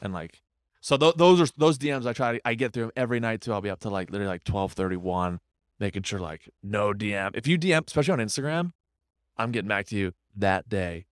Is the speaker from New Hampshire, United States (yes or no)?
yes; Windham, New Hampshire, United States; moved away as an adult; now in Boston, United States; I'm from Wyndham, New Hampshire.